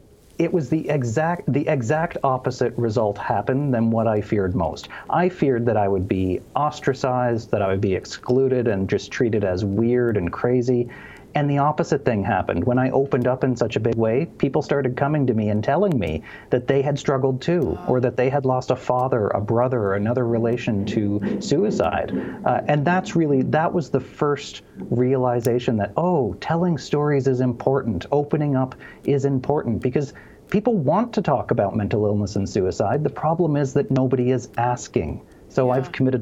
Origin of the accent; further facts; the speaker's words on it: Cape Breton, Nova Scotia, Canada; Cape Breton, Nova Scotia, which is on the east coast of Canada.